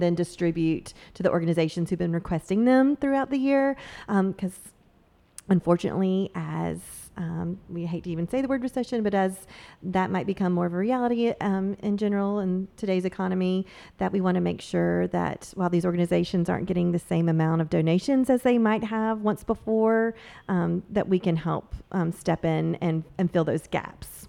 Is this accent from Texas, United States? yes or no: no; Myrtle Beach, South Carolina, United States; moved away as an adult; now in Charleston, United States; I grew up in the South End of Myrtle Beach